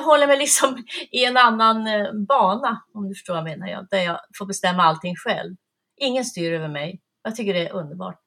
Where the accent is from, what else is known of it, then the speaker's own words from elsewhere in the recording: Piteå, Norrbotten County, Sweden; moved away; also born or lived in Malmö / Värmland; i Öjebyn utanför Piteå. Och där växte jag upp